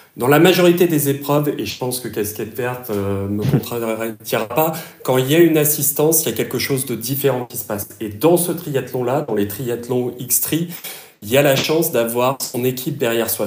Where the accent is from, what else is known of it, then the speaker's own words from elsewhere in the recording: Réunion; also born or lived in Alfortville; now in Germany; je suis originaire de La Réunion à la base